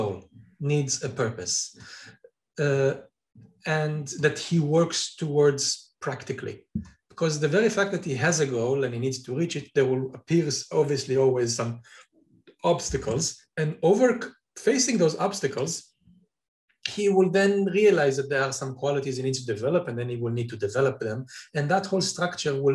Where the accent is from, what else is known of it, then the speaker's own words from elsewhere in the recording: Israel; Israel, my home country